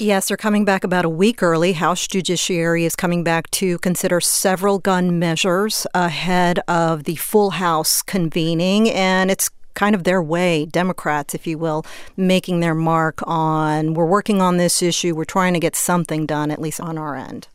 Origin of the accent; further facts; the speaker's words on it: Sugar Land, Texas, United States; moved away; It's an area I grew up in. It's a suburb of Houston, Fort Bend County. I grew up in the Sugarland area